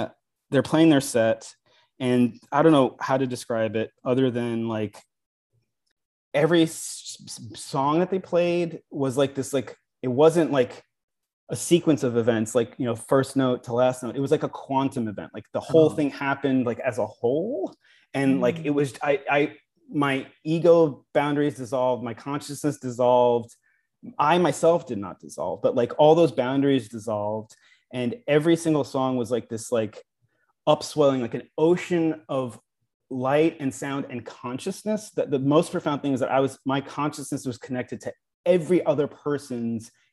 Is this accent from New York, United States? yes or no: yes; Long Island, New York, United States; I was very self-conscious about being from Long Island when I was a kid